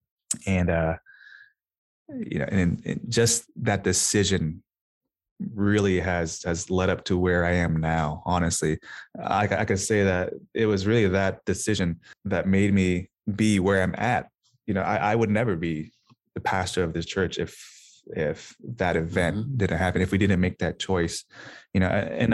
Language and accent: English; Des Moines, Iowa, United States; moved away; also born or lived in Minnesota; Hey, I was born and raised in Des Moines, Iowa.